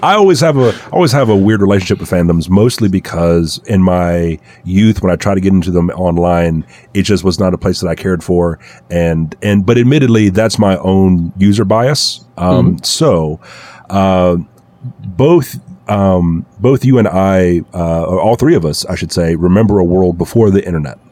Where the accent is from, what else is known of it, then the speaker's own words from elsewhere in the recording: the South, United States; growing up in the South